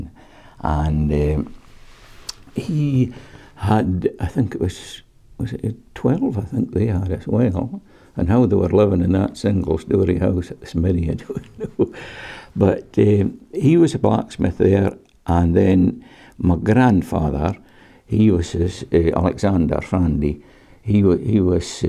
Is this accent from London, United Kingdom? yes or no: no; Dervaig, Scotland, United Kingdom; I was born in Dervig, in Craigan. That's up in the middle of the village there.